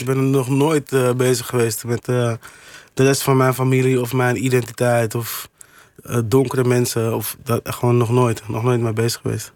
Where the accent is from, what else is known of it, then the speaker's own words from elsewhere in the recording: Amsterdam, North Holland, Netherlands; toen ik opgroeide in Amsterdam-Oost